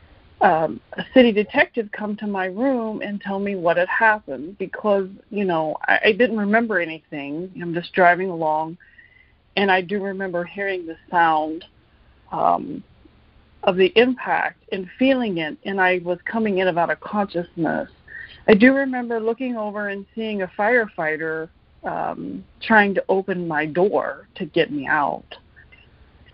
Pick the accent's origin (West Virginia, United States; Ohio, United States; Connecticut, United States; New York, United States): West Virginia, United States; Fairmont; moved away as an adult; also born or lived in Charleston, West Virginia / Minneapolis, Minnesota; I grew up in Fairmont, West Virginia